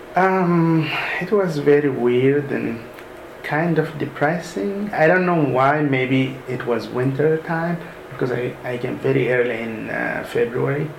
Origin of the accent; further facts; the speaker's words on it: Sudan; moved away as an adult; now in United States; originally I'm from Sudan, mm-hmm. so I studied all my studies in Sudan until the uh, college level.